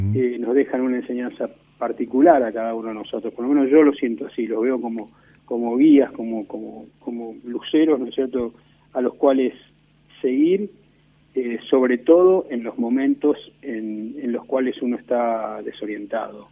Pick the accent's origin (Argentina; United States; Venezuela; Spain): Argentina